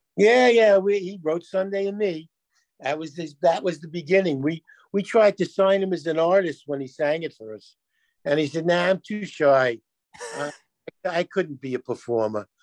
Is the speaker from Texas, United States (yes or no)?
no; New York City, New York, United States; we grew up in New York where you heard there were a million radio stations